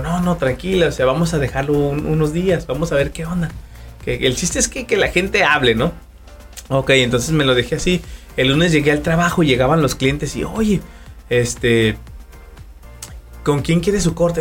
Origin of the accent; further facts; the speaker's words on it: Durango, Mexico; Yo soy de la ciudad de Durango